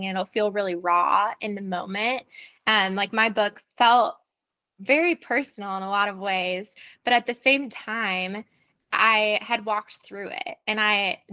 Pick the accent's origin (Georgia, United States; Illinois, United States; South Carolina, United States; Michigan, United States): Illinois, United States; Chicago; also born or lived in Indiana / Colorado; now in Tennessee, United States; I grew up in the Chicago area